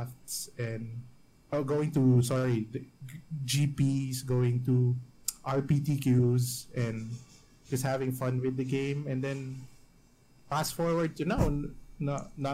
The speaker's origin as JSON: {"language": "English", "town": "Baguio", "region": "Cordillera Administrative Region", "country": "Philippines", "tie": "born or raised there", "also_born_or_lived": "Metro Manila, Philippines", "moved": "as an adult", "said": "My hometown is in the mountains"}